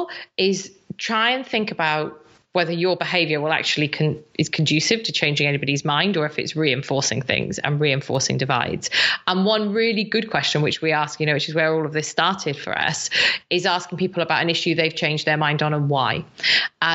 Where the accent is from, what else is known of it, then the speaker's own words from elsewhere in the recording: South Wales, United Kingdom; I'm from South Wales